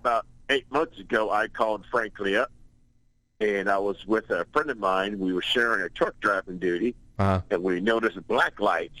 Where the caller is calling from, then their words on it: Jacksonville, Florida, United States; I'm calling from Jacksonville, Florida.